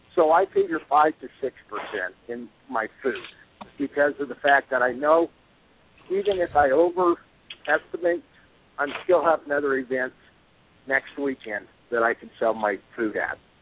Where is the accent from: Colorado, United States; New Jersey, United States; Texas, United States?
Colorado, United States; also born or lived in Wyoming; we're from Colorado